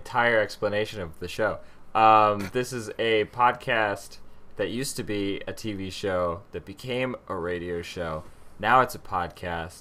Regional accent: Minnesota, United States; moved away; my hometown in Minnesota

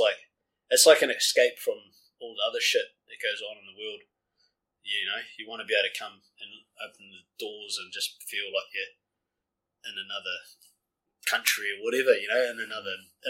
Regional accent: Auckland, New Zealand; I'm from South Auckland, and it's fucking night and day compared to this place.

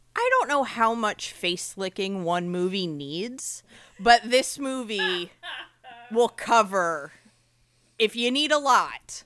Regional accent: Eatontown, New Jersey, United States; So I grew up in Monmouth County, which, you know, is Eatontown, New Jersey, which is where I grew up.

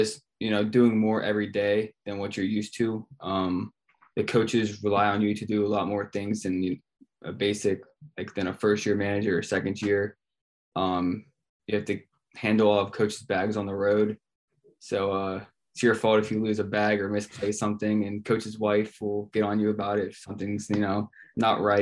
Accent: Pittsburgh, Pennsylvania, United States; moved away as an adult; now in New York City, United States; I'm from Pittsburgh

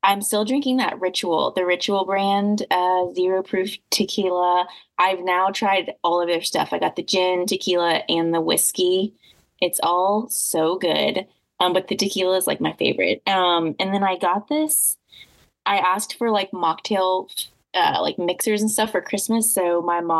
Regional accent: Indiana, United States; I grew up in Indiana

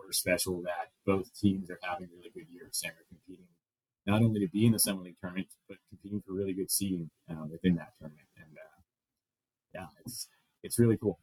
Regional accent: Los Angeles, California, United States; moved away as an adult; now in Grand Forks, United States; I grew up, like I mentioned, I grew up in Los Angeles

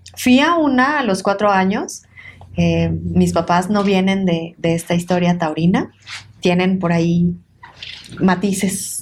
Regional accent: Tlaxcala, Mexico; also born or lived in Puebla; del estado de Tlaxcala, que es de donde yo nací

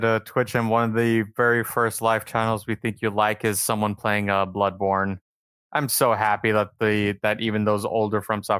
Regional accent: California, United States; I'm from California.

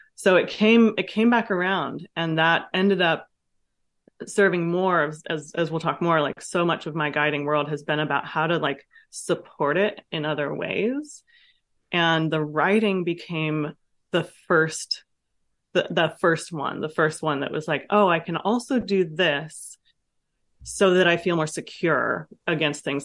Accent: Vallejo, California, United States; also born or lived in France; I grew up in Vallejo, Ca, in California, in the city, um, with a single mom

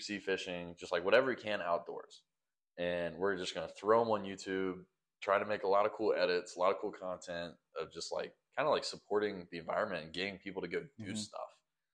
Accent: the South, United States; We're from the South. So like, yeah, we love the outdoors, man.

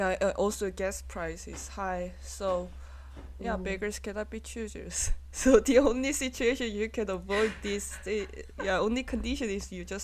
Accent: Munich, Bavaria, Germany; born and raised in Munich, so, like, this is not the problem to me, you know?

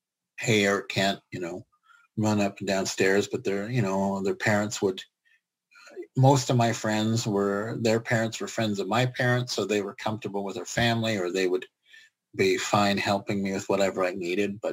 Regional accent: Prince George, British Columbia, Canada; moved away as an adult; also born or lived in Gibsons; now in Vancouver, Canada; I basically grew up from the age of five. I started kindergarten through to my first year of college. So 5 to 18, I lived in Prince George.

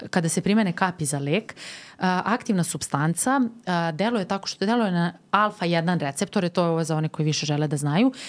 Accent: Serbia; kod nas u Srbiji

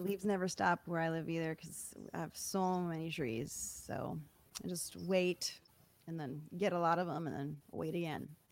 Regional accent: Michigan, United States; moved away; I grew up in Michigan

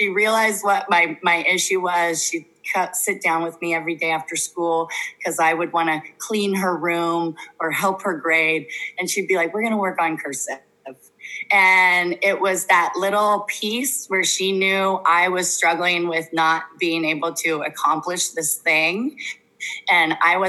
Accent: Carpinteria, California, United States; I'm from Carpinteria, this little hometown

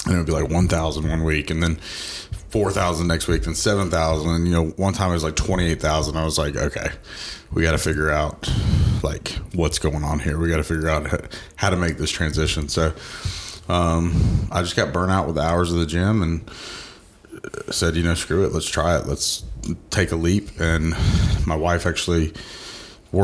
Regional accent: Georgia, United States; I'm actually born and raised in Georgia. I grew up here my entire life. Went to Parkview High School

